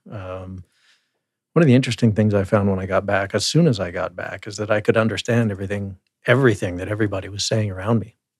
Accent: Claresholm, Alberta, Canada; also born or lived in Calgary; now in Lethbridge, Canada; I'm Southern Alberta boy, as you said. I was born in Calgary, but never lived there

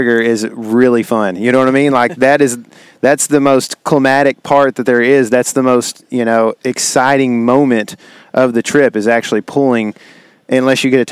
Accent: Texas, United States; being a Texan

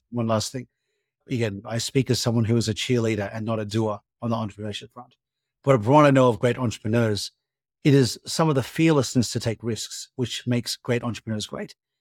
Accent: Australia; moved away as an adult; also born or lived in United States / Europe; as an Australian who spent a lot of time in America and Europe

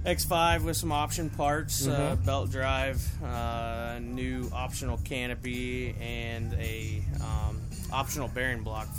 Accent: Muncie, Indiana, United States; also born or lived in Anderson, Indiana; now in Phoenix, United States; I'm originally from here, Muncie.

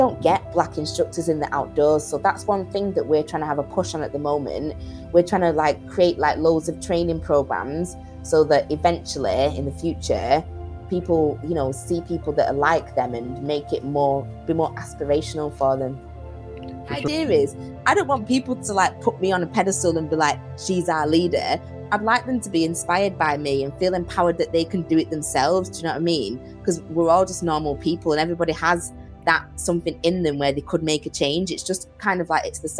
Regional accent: Lancashire, North West England, United Kingdom; moved away as an adult; also born or lived in Greater Manchester / Nottingham / Birmingham; I'm from Greater Manchester originally, but I spent most of my childhood growing up in Lancashire

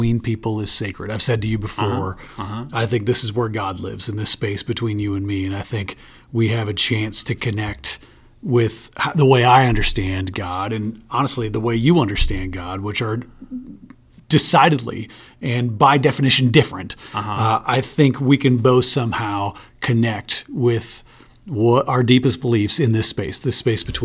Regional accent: Michigan, United States; I grew up in a small town in Michigan, about 5,000 people

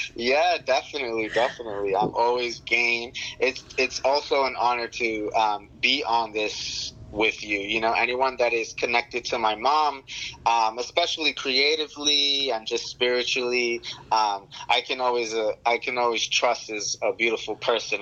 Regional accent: New York, United States; moved away; I'm from New York originally

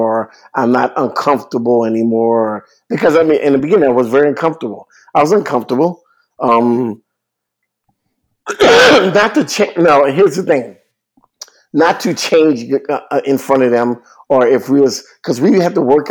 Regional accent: New Orleans, Louisiana, United States; I was born in New Orleans.

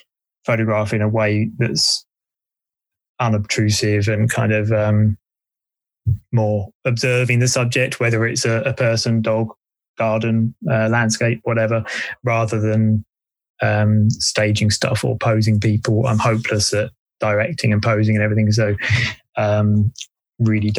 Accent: Essex, East of England, United Kingdom; also born or lived in Wales; now in Bristol, United Kingdom; I grew up in Essex

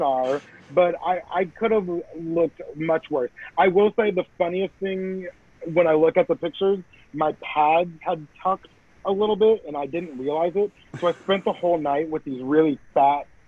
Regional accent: Canada; I'm Canadian

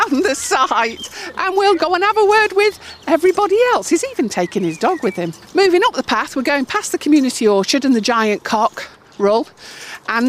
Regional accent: Derby, East Midlands, United Kingdom; we're the Potty Plotters and we're from Derby

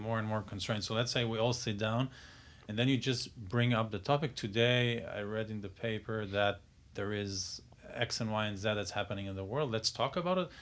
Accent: Israel; moved away; I'm from Israel

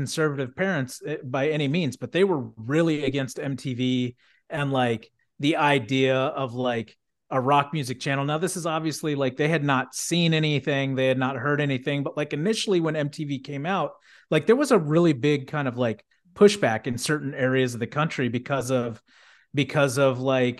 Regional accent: Houston, Texas, United States; And granted, I grew up in Texas, but I mean, Houston, you know, like I wouldn't have thought that it was like extremely like conservative

